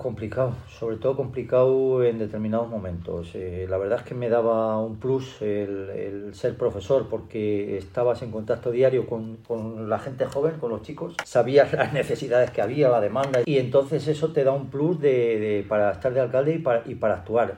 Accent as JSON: {"language": "Spanish", "town": "Nava de la Asunción", "region": "Castile and León", "country": "Spain", "said": "me gustaba trabajar por mi pueblo"}